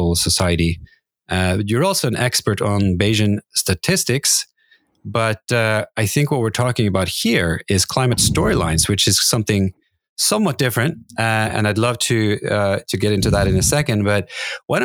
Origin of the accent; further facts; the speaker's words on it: Norway; I grew up in Norway, and I am used to the Gulf Stream